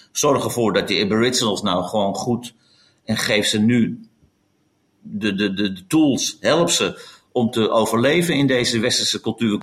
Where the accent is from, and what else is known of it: Netherlands